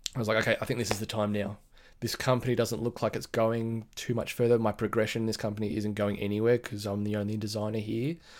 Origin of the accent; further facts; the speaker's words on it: Sydney, New South Wales, Australia; I'm from Sydney, Australia, in the Blue Mountains, west of Sydney.